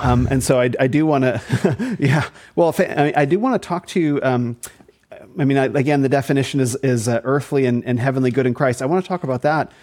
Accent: Arizona, United States; also born or lived in New Zealand; So I'm from Arizona. I'm from the desert.

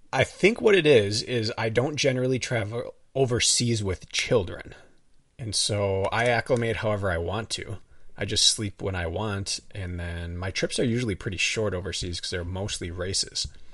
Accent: Wisconsin, United States; accent: up north; also born or lived in Milwaukee; I say a little differently than, like, the rest of Milwaukee. It's a little more up north

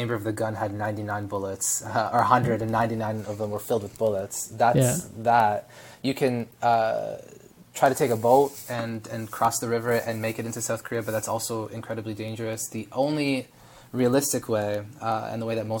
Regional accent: Toronto, Ontario, Canada; also born or lived in Israel; I was born in Israel, immigrated to Canada with my mom, and dad when I was a year and a half old. And my sister, was born here in Toronto, in North York

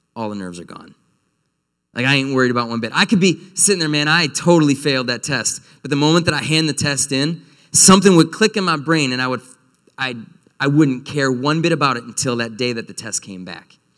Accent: North Woods, United States; moved away; I'm from the North Woods

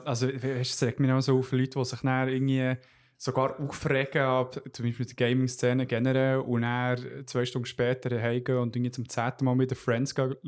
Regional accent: Switzerland; bei uns in der Schweiz

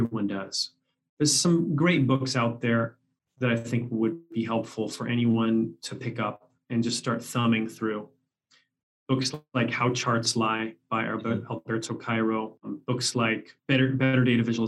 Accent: Canada; moved away; also born or lived in Seattle; I was born in Canada

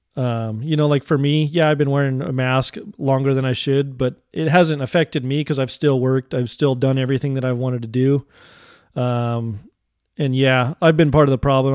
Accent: United States; I'm an American

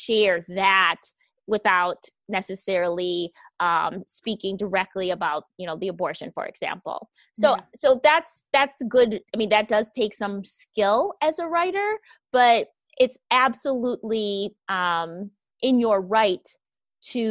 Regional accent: Wisconsin, United States; I grew up in Wisconsin, which I like to refer to as Caucasia

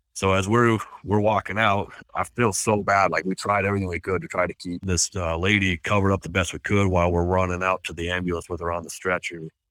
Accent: Washington, United States; now in Utah, United States; I grew up in Washington State in a little farm town and then moved here

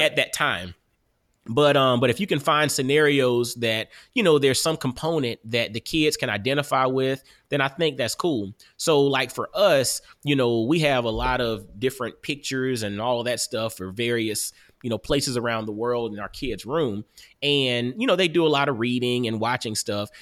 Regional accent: Augusta, Georgia, United States; now in Knoxville, United States; I'm from Augusta, Georgia

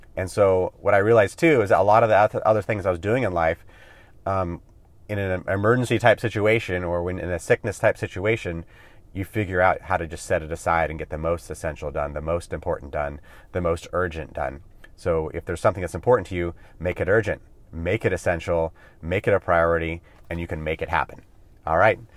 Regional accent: California, United States; also born or lived in Hawaii; I grew up in California

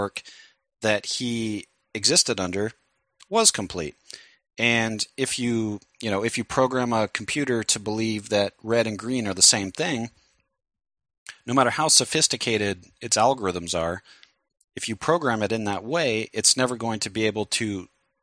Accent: United States; I'm an American

